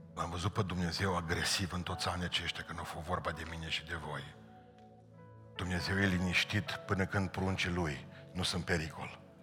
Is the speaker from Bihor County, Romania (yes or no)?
yes; Bihor County, Romania; la noi este cuvântul a buieci, verb în Bihor